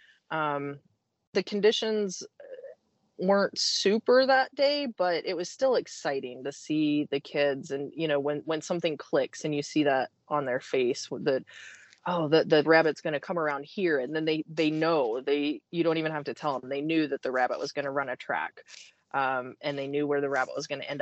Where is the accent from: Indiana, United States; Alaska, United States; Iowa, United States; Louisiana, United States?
Iowa, United States; moved away; I grew up in Iowa, so I grew up around agriculture